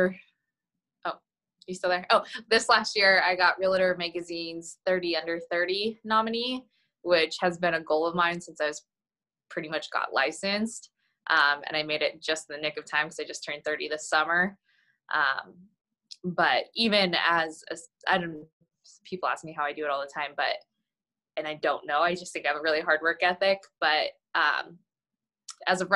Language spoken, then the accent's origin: English; Coeur d'Alene, Idaho, United States; also born or lived in Texas; I was born and raised in Coeur d'Alene